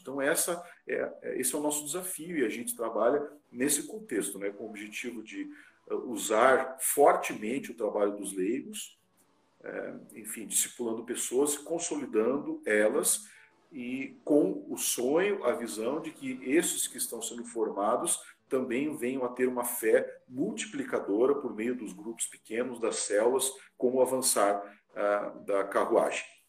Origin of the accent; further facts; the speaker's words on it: Ponta Grossa, Paraná, Brazil; moved away as an adult; now in Carazinho, Brazil; Sou natural lá de Ponta Grossa, no Paraná, pertinho ali de Curitiba